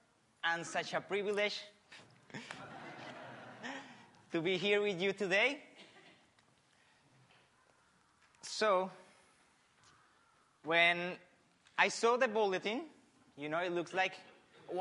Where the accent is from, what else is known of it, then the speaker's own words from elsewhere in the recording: Colombia; English is a second language; moved away as an adult; also born or lived in Argentina; now in Australia; I'm from Colombia, right? I was born in the 85